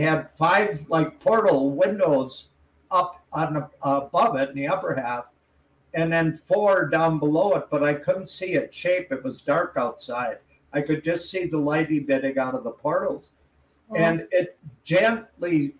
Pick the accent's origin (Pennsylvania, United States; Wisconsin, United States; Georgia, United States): Wisconsin, United States; moved away; where I grew up in Wisconsin